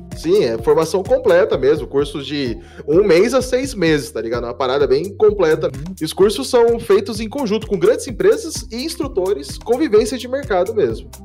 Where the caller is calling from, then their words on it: Curitiba, Paraná, Brazil; eu falo de Curitiba